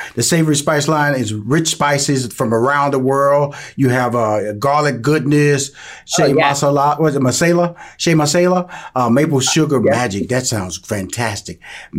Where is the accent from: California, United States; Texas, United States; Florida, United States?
Texas, United States; Houston; I'm from Houston, Texas. You know, I love Cajun food.